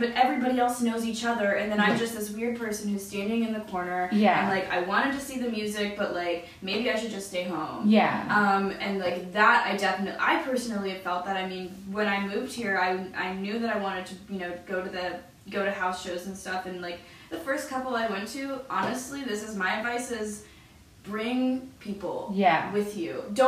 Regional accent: Philadelphia, Pennsylvania, United States; every town we hit, we'd say, oh, we're from Philly.

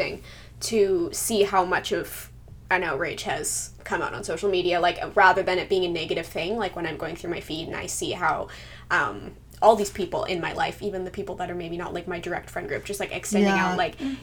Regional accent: Canada; we're from Canada

